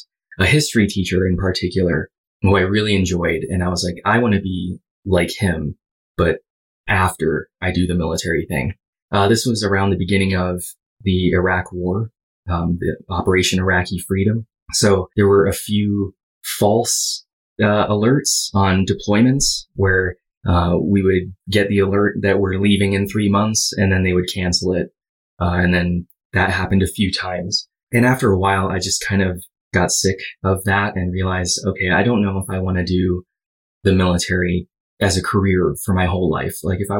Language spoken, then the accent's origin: English; Hawaii, United States; So I grew up in Hawaii, stayed there all the way until I was 18.